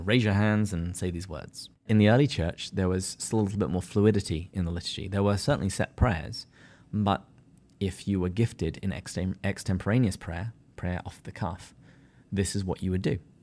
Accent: England, United Kingdom; now in San Diego, United States; I'm too English.

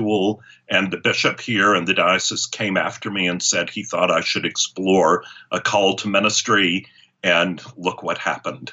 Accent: Charleston, United States; I grew up here in Charleston

